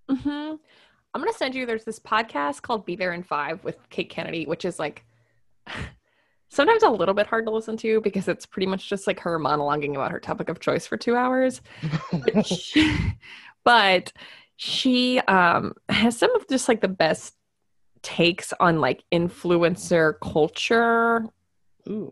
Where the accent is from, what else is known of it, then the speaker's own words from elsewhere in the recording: Nebraska, United States; we're from Nebraska